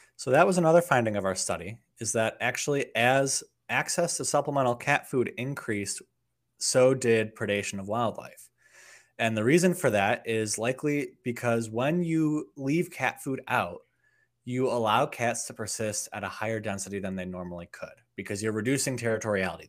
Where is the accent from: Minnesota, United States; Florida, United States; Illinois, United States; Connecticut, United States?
Illinois, United States; outside of Chicago; I grew up outside of Chicago, Illinois